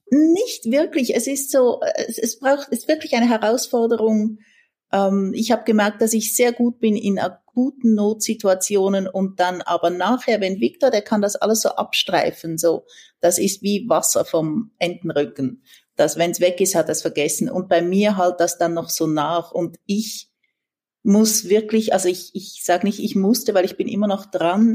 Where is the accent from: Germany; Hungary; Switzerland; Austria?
Switzerland; moved away as an adult; also born or lived in San Francisco, United States / Mexico; als Schweizerin